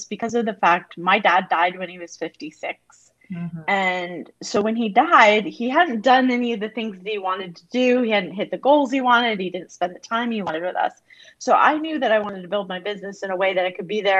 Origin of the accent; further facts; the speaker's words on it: United States; moved away as an adult; also born or lived in Montreal, Canada; I'm American, but I was living outside of Montreal, Canada